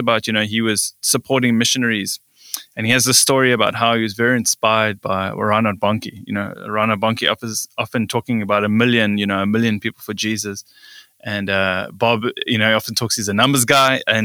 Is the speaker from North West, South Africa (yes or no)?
no; Cape Town, Western Cape, South Africa; also born or lived in Johannesburg; born and raised in South Africa, actually born in Johannesburg, grew up in Cape Town though.